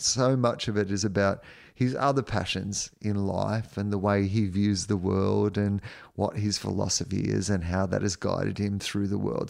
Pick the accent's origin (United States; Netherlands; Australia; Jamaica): Australia; Victoria; I was from Victoria